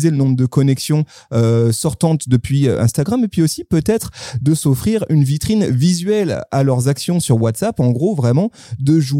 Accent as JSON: {"language": "French", "country": "France"}